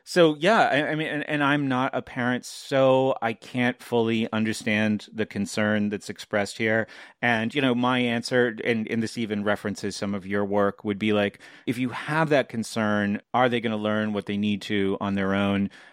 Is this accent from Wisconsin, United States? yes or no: no; New Hampshire, United States; I'm from New Hampshire